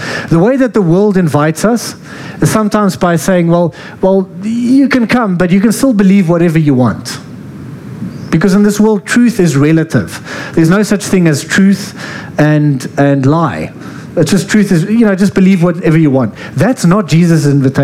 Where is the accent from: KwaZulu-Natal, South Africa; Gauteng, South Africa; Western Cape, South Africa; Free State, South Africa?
Free State, South Africa; I'm from the Free State